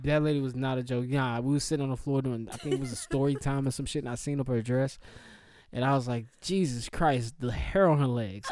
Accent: Charlotte, North Carolina, United States; I grew up in Charlotte

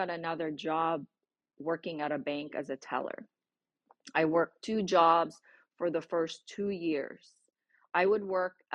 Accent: Philippines; English is a second language; moved away as an adult; now in United States; I already had spoken a lot of English, broken once in the university that I was in, the Philippines, because that was our medium of instruction

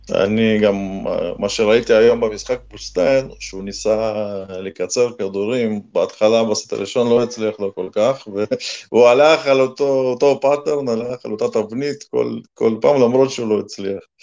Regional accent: Russia; now in Israel; אני עוד זוכר מה, מהילדות, שגדלנו שם

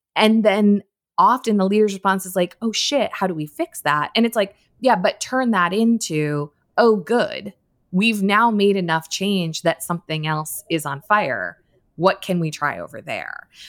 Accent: Darien, Connecticut, United States; I grew up in Connecticut, in a town called Darien

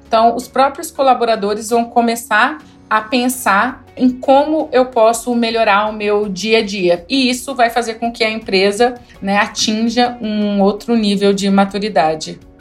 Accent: interior of Rondônia, Brazil; now in Brasília, Brazil; eu sou do interior de Rondônia, de uma cidadezinha aí de 6 mil habitantes

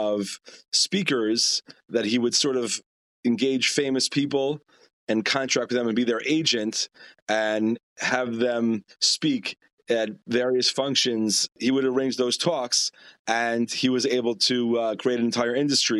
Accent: New York City, New York, United States; I grew up in Far Rockaway, New York, next to the Five Towns

